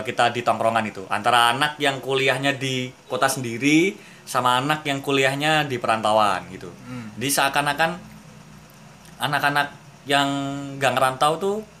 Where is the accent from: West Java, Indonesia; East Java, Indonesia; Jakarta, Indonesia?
East Java, Indonesia; kita orang Jawa Timur